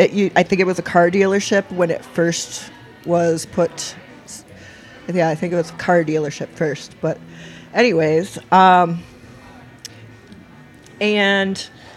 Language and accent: English; Traverse City, Michigan, United States; now in Marquette, United States; I grew up in Traverse City.